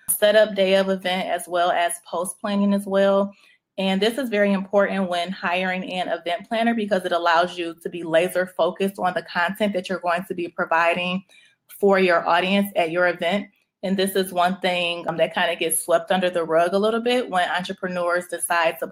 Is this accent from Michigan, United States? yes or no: yes; Detroit, Michigan, United States; moved away as an adult; also born or lived in Chicago; now in Atlanta, United States; I am born and raised in Detroit